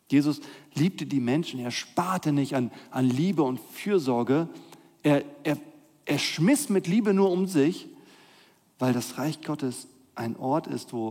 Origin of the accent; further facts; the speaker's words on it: Northern Germany, Germany; Ich bin ja in Norddeutschland aufgewachsen. Ihr hört keinen Akzent in meiner Stimme.